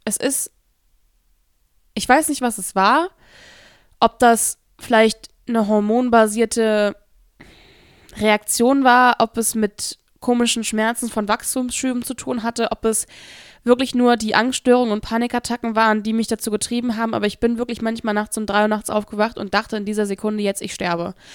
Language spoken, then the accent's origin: German; Hesse area, Germany; wo ich herkomme, aus dem Raum Hessen